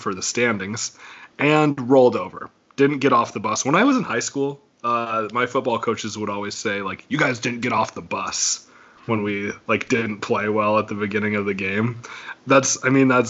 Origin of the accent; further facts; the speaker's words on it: Wyoming, United States; growing up in Wyoming